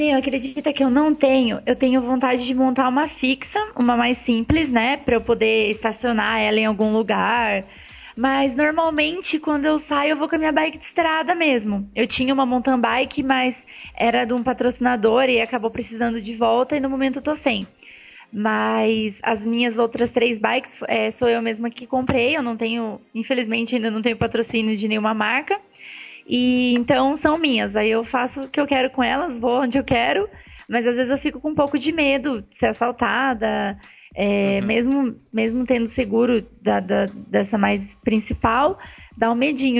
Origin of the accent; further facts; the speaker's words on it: Paraná, Brazil; now in São Paulo, Brazil; Atualmente eu moro em São Paulo. Eu sou natural do Paraná